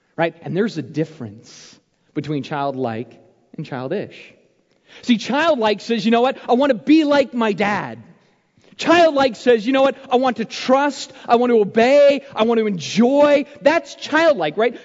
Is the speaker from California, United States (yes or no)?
no; Arizona, United States; When I was a kid growing up in Arizona